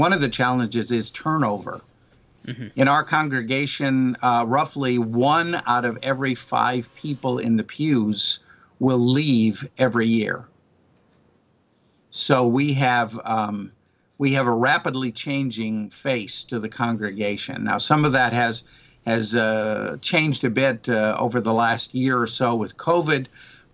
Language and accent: English; Nebraska, United States; moved away as an adult; also born or lived in Winfield, Kansas / Fort Wayne, Indiana / New York; now in Clarksville, United States; Originally, I'm from Nebraska.